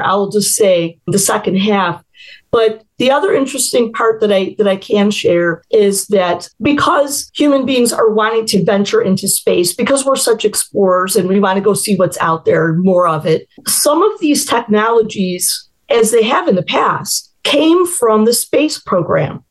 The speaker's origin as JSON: {"language": "English", "town": "Chicago", "region": "Illinois", "country": "United States", "tie": "born or raised there", "said": "I was born in the Chicago area, lived in Chicago a couple different times basically grew up in the Chicago suburbs"}